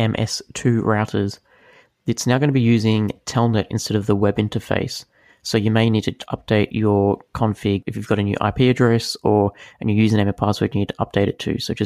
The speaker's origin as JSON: {"language": "English", "country": "Australia", "said": "As an Aussie"}